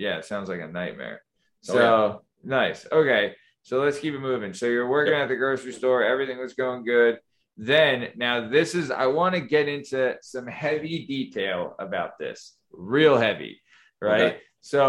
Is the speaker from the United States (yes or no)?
yes; New England, United States; I'm from New England.